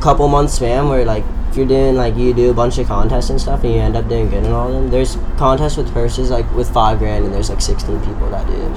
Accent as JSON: {"language": "English", "town": "Flagler Beach", "region": "Florida", "country": "United States", "said": "I'm from Flagler Beach, Florida. It's like North Florida"}